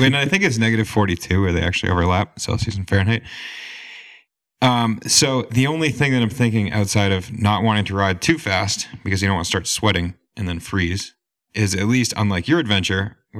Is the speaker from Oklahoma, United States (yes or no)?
no; Vermont, United States; I'm teaming up with three Canadian outdoorsmen, as I am an outdoorsman from Vermont.